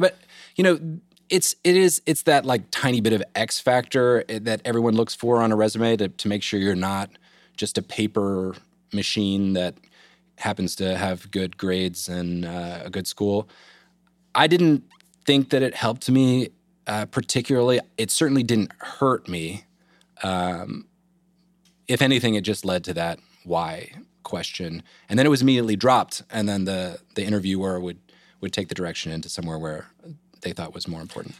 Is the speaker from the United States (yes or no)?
yes; Eastern North Carolina, United States; I grew up in Eastern North Carolina